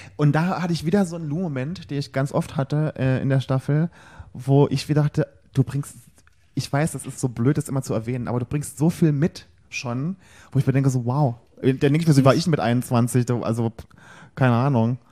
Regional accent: Rhineland-Palatinate, Germany; im gleichen Bundesland geschlüpft wie ich

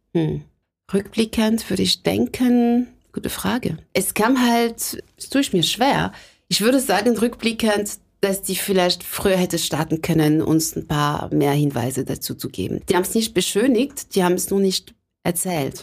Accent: Sarcelles, Île-de-France, France; German is a second language; moved away as an adult; also born or lived in Lake Constance, Germany; now in Hamburg, Germany; geboren und aufgewachsen bin ich in der Nähe von Paris, weil meine Eltern sich da kennengelernt haben

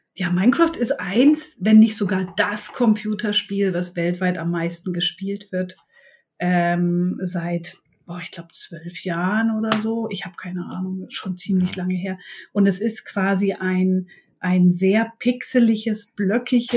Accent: eastern Germany, Germany; now in Bremen, Germany; Bin ursprünglich aber aus dem wilden Osten

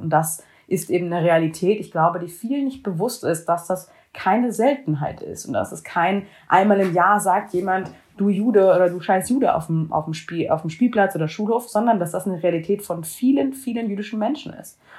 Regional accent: Germany; jüdisch aufgewachsen in Deutschland

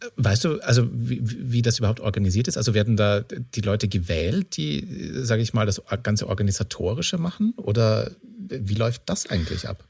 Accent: Austria; moved away; meinem Ursprungsort, wo ich herkomme in mhm. Österreich

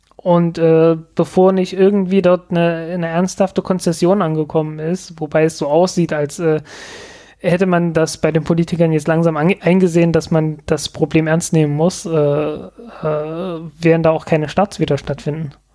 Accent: eastern Germany, Germany; ich in der ostdeutschen Provinz

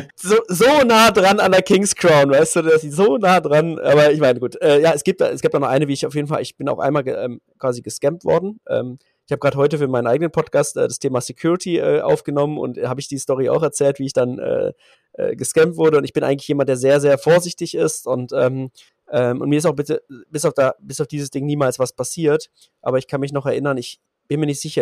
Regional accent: Berlin, Germany; ich bin äh, Berliner, 37

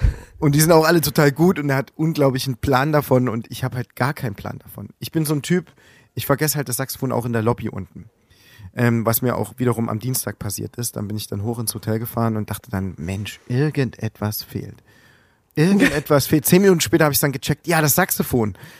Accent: Plauen, Saxony, Germany; moved away as an adult; now in Leipzig, Germany; Ich bin Ende 80er Jahre geboren in Plauen. Direkt in der Wendezeit bin ich groß geworden

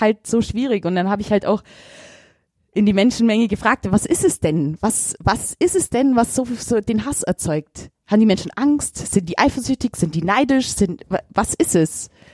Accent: Augsburg, Bavaria, Germany; ich bin ein Augsburger

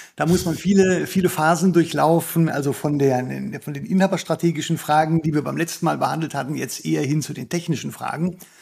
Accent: Germany; bei uns in Deutschland

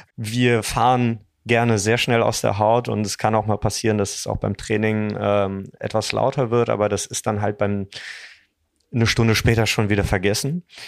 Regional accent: Dormagen, North Rhine-Westphalia, Germany; wir sind alle zusammen aufgewachsen, interessanterweise auch im selben Kaff. Wir kommen alle aus Dormagen

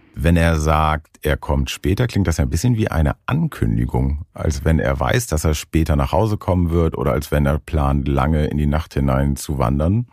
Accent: Northern Germany, Germany; aufgewachsen bin ich in Norddeutschland

